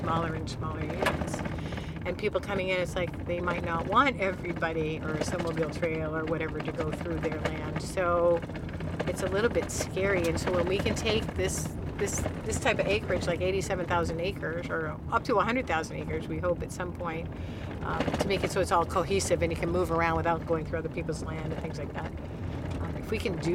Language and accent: English; Penobscot Bay, Maine, United States; I grew up in Penobscot Bay